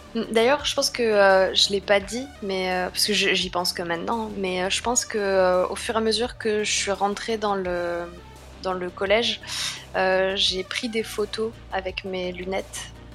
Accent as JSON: {"language": "French", "town": "Paris", "region": "Île-de-France", "country": "France", "said": "je viens quand même de Paris"}